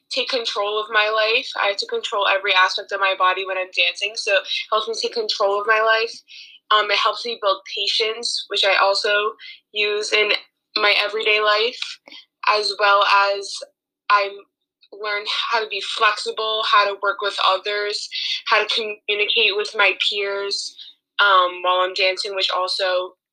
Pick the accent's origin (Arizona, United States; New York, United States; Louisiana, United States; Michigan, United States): New York, United States; Long Island; I'm from Long Island, New York.